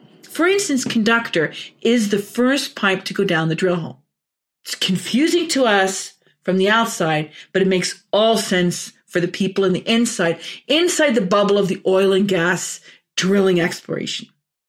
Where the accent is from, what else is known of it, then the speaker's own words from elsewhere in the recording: Orange, New Jersey, United States; born there; also born or lived in Norway; I was born in Orange, New Jersey. My mom and dad are both Norwegian.